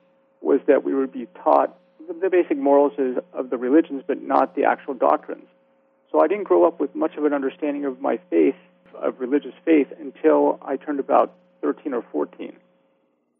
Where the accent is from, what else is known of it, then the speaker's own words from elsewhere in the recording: Orange County, California, United States; I was born and raised in Orange County, California, and loved just, you know, growing up here